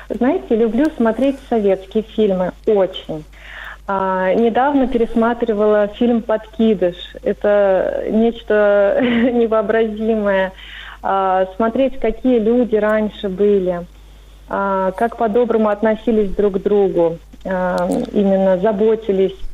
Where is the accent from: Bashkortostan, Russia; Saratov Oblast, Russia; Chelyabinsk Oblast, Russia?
Saratov Oblast, Russia; Saratov; Здравствуйте … я из города Саратов.